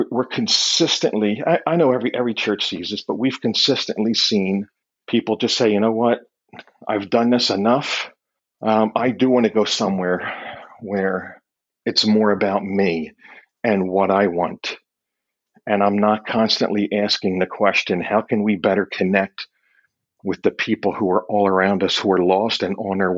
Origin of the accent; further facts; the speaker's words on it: Philadelphia, Pennsylvania, United States; I'm from Philly